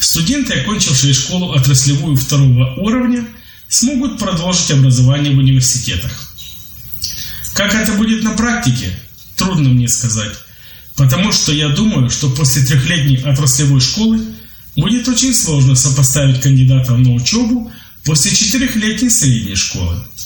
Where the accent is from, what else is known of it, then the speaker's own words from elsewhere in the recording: Ukraine; Я из Украины